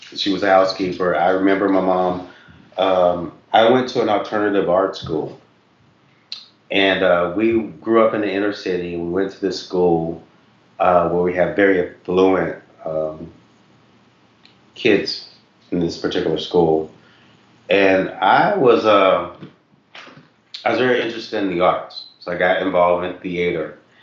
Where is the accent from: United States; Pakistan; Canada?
United States; Knoxville, Tennessee; moved away; also born or lived in Ohio; we grew up in Knoxville, Tennessee